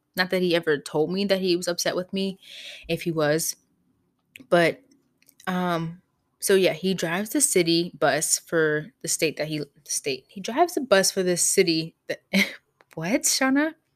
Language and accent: English; Pittsburgh, Pennsylvania, United States; I grew up in Pittsburgh, P